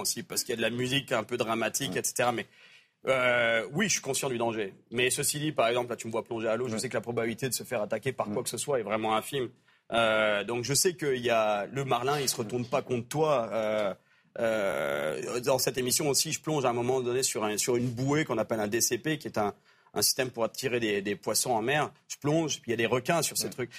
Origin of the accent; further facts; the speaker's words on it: France; moved away; En grandissant en France, ça m'a pris des années. Je pêchais le brochet dans les lacs des Alpes